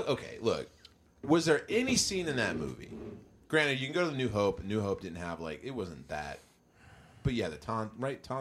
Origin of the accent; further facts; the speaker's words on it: Las Vegas, Nevada, United States; I told you I'm from Vegas.